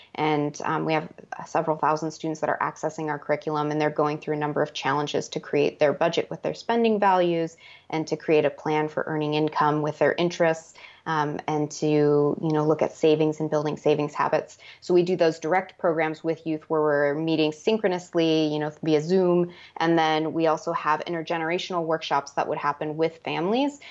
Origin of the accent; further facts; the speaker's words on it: United States; I grew up on the Navajo Reservation